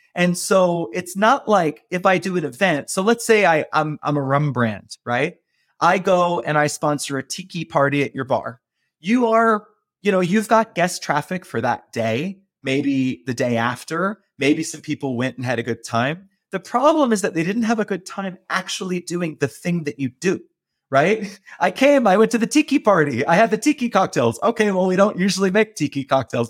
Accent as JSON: {"language": "English", "town": "Baltimore", "region": "Maryland", "country": "United States", "tie": "born or raised there", "also_born_or_lived": "Japan / Beijing / New York", "moved": "as an adult", "said": "I'm from Baltimore, I grew up cooking in, in a crab house"}